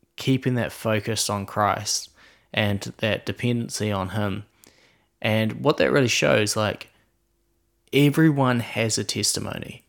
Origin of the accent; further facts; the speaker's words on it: Queenstown, Otago, New Zealand; we're from Queenstown, New Zealand